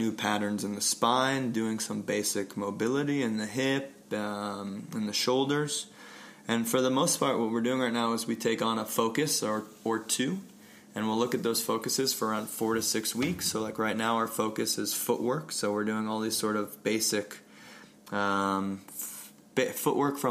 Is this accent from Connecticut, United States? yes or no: yes; Connecticut, United States; moved away as an adult; also born or lived in Vermont / Brooklyn, New York / Steamboat Springs, Colorado; now in Colorado, United States; I grew up in Connecticut.